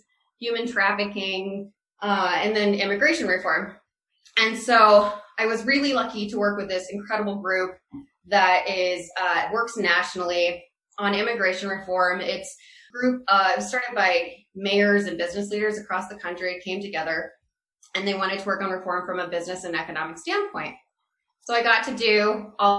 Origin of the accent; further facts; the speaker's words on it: Iowa, United States; now in Colorado, United States; I am originally from Iowa, born and raised